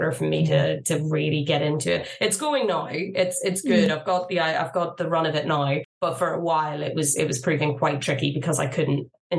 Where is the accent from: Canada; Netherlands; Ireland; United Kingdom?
Ireland; even though I am Irish